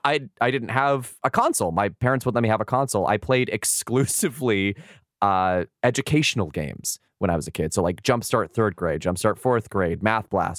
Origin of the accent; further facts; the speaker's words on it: San Diego, California, United States; I grew up in San Diego